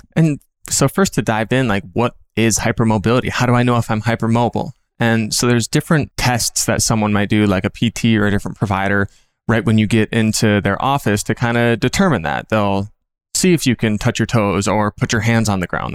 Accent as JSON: {"language": "English", "region": "Minnesota", "country": "United States", "moved": "as an adult", "lives_now": "California, United States", "said": "I'm from Minnesota"}